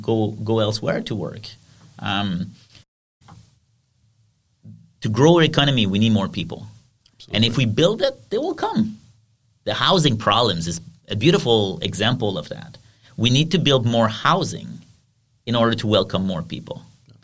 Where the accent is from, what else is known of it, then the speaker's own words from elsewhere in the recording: Quebec, Canada; accent: French; first language French; English is a second language; We're all Francophone. We're all from Quebec.